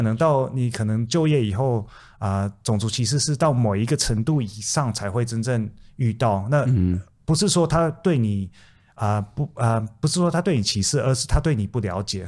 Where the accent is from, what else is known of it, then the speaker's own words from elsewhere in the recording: Taiwan; now in Australia; 从小在台湾出生